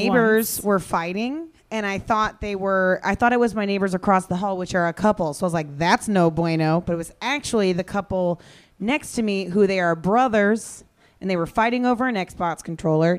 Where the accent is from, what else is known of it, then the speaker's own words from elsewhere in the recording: Kansas, United States; I'm from Kansas.